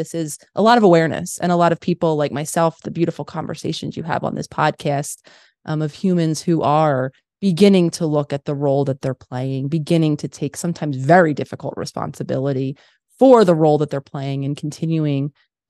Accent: Philadelphia, Pennsylvania, United States; born or raised there

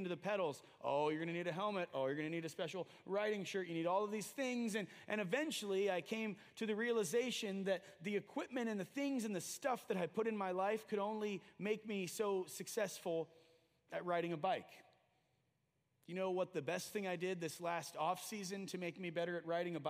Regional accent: United States; we as American evangelicals and Christians and Christ followers

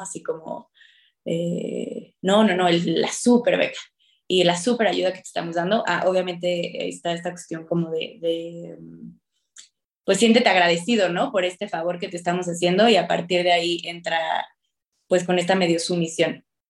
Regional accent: Querétaro, Mexico; moved away as an adult; also born or lived in Mexico City; yo soy de Querétaro

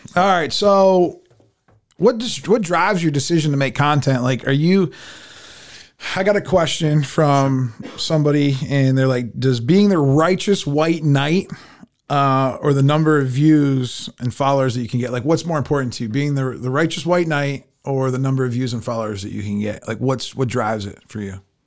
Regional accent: United States; we grew up in America

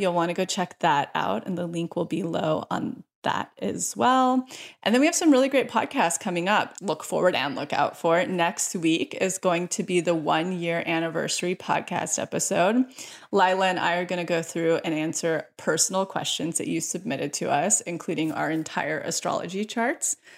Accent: near Yosemite, California, United States; moved away as an adult; now in Los Angeles, United States; the house I created up in Yosemite, close to my hometown

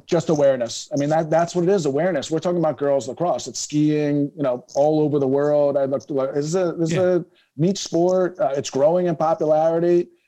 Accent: Philadelphia, Pennsylvania, United States; I growing up in Philadelphia, I played basketball, soccer

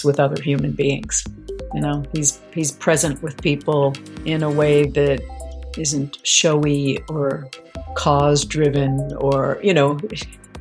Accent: Boston, Massachusetts, United States; also born or lived in Syracuse; I'm from Boston originally

